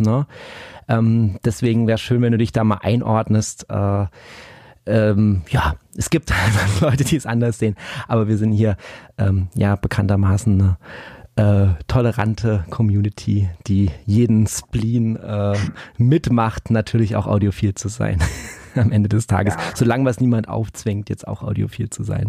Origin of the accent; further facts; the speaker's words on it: Black Forest, Baden-Württemberg, Germany; bei uns im Schwarzwald